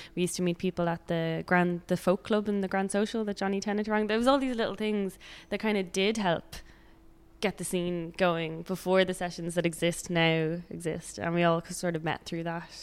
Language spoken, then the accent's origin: English; Dublin, Leinster, Ireland; now in Sligo, Ireland; I'm from Dublin, but I moved to Sligo